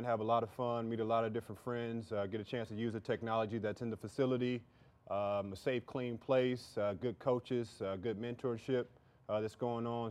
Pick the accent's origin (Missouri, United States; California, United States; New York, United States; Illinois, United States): Missouri, United States; St. Louis; we're from St. Louis